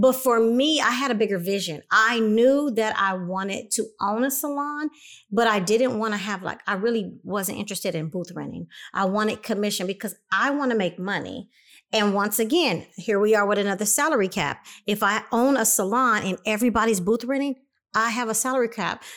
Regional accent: Compton, California, United States; moved away as an adult; also born or lived in Los Angeles, California; now in Inland Empire, United States; I came from Los Angeles, California, by way of Compton, 'cause I did my first part of life in Compton, California

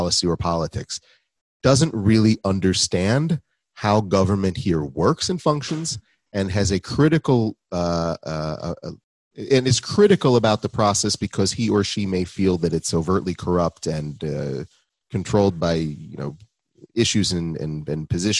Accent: United States; now in Israel; Dan and I grew up in the States.

